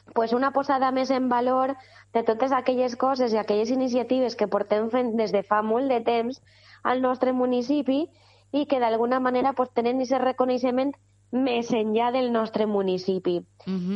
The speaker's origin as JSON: {"language": "Catalan", "town": "Godella", "region": "Valencian Community", "country": "Spain"}